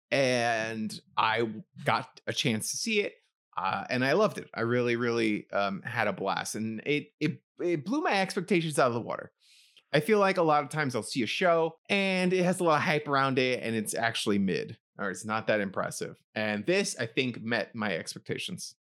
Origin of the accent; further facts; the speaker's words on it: New York City, New York, United States; moved away as an adult; now in New Jersey, United States; I live near New York City. I grew up in New York City.